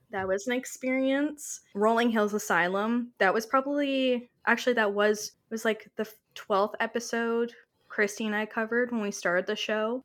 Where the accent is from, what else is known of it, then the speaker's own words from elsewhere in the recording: Canada; I am her Canadian counterpart